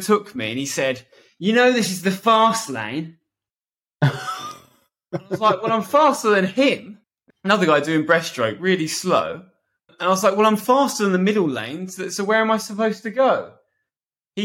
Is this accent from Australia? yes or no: no; Bedford, East of England, United Kingdom; I'm swimming at a local swimming pool called Robinson Pool in my hometown, Bedford.